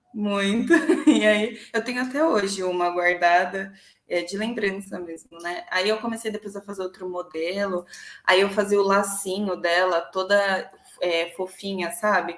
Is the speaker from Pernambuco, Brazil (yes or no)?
no; Santo André, São Paulo, Brazil; also born or lived in São Bernardo do Campo; Sempre morei em Santo André, nunca morei em outra cidade